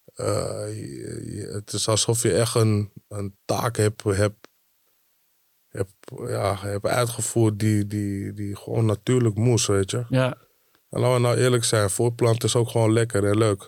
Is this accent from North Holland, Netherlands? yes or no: yes; Amsterdam, North Holland, Netherlands; moved away as an adult; now in Diemen, Netherlands; want ik kom uit Amsterdam